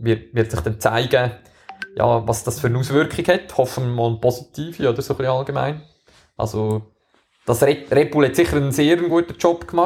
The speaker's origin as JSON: {"language": "German", "country": "Switzerland", "said": "Wir als Schweizer haben natürlich wieder mal das Glück, dass wir äh, so ein richtiges Rennen"}